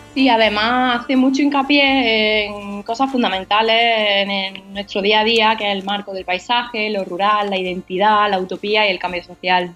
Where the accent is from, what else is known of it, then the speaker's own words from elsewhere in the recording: Sierra Norte de Sevilla, Andalusia, Spain; Es una palabra que usan en mi pueblo, en la Sierra Norte de Sevilla